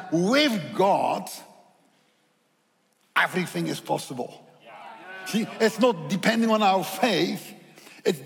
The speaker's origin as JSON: {"language": "English", "country": "Netherlands", "accent": "Dutch", "second_language": "English", "said": "my accent is Dutch"}